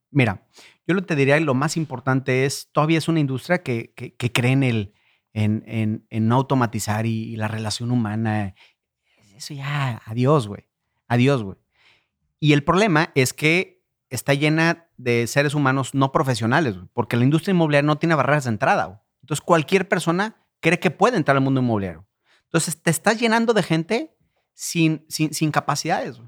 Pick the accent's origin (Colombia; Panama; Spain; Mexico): Mexico; Irapuato, Guanajuato; Yo soy de Irapuato.